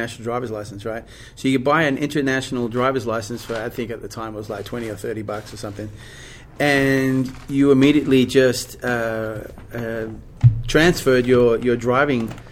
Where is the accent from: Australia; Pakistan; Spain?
Australia; Perth, Western Australia; moved away as an adult; now in Nashville, United States; I was born in Perth, Western Australia, and I left at the age of 21